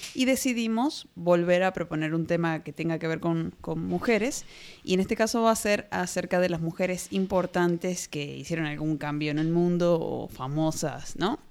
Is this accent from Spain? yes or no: no; Argentina